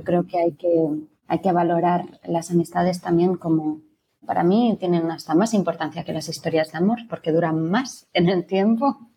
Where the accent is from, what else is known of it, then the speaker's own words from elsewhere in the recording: Barcelona, Catalonia, Spain; soy actriz de Barcelona